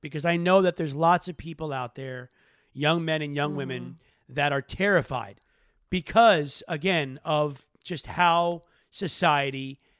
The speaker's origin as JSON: {"language": "English", "region": "the southern tip of Florida", "country": "United States", "said": "I'm from Florida, so we have a lot of things in common. I'm from the southern tip of Florida"}